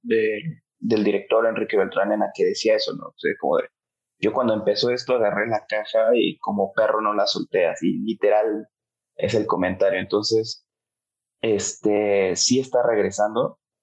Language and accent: Spanish; Mexico; also born or lived in Mexico City, Mexico / Colombia; yo soy mexicano y soy, soy colombiano, entonces, eh, mexicano por parte de mi papá, eh, colombiano de mi mamá.